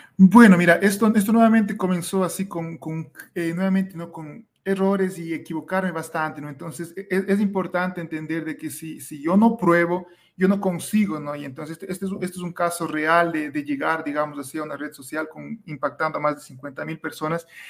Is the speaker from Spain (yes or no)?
no; Ecuador; yo soy de Ecuador